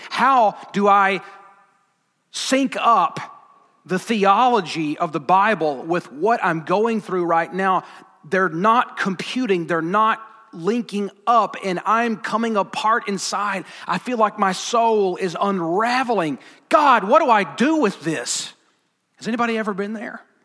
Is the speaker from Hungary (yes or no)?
no; Alabama, United States; I'm from Alabama.